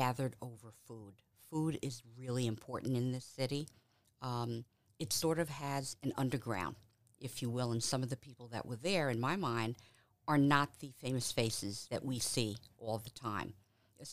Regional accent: New York City, New York, United States; now in Cleveland, United States; the things that I experienced in New York, growing up in St. Albans, New York

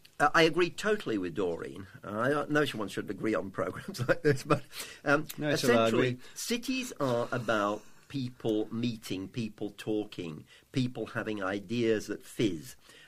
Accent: London, United Kingdom; Well, I actually

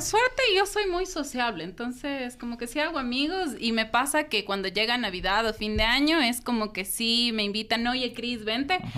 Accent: Ecuador; moved away; also born or lived in United States; siendo ecuatoriana, viviendo en Estados Unidos

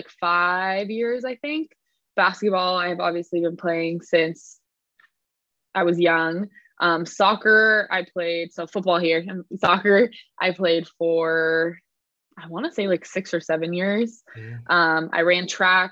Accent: California, United States; also born or lived in Edinburgh, Scotland; was raised in California, hence my accent

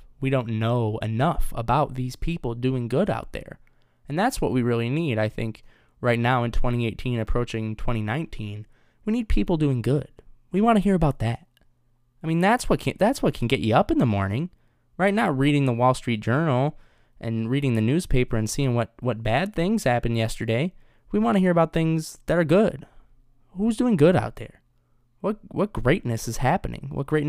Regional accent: Detroit, Michigan, United States; I've been a resident of the Detroit area my entire life. Now, I'm only 21. I'll be 22 next month.

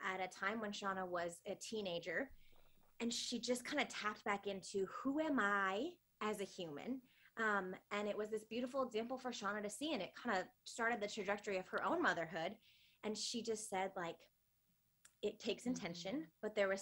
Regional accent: Michigan, United States; now in Nashville, United States; I'm originally from Michigan, but I have been in Nashville for about the last decade

